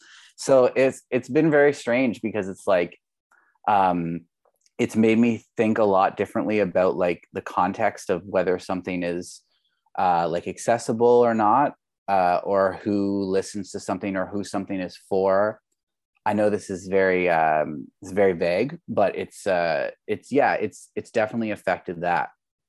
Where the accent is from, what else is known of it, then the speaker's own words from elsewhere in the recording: Labrador City, Newfoundland and Labrador, Canada; So like I grew up in Labrador City, or Labrador West, in Newfoundland, Labrador. Most people don't know where that is, but it's basically farther east and north of Quebec.